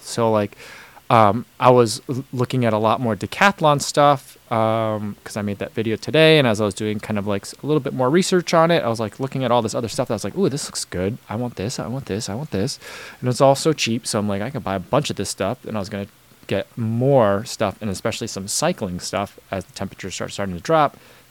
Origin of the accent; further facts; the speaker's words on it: United States; It's weird for me as an American to kind of like look at it and be like, oh, there's this thing that like no one knows about here.